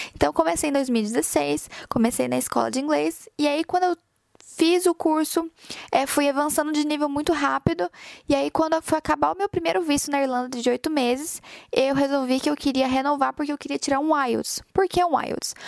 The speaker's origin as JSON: {"language": "Portuguese", "town": "Goiânia", "region": "Goiás", "country": "Brazil", "moved": "as an adult", "lives_now": "Ireland", "said": "eu saí de Goiânia, lá do meio do Brasil, lá no meio de Goiás"}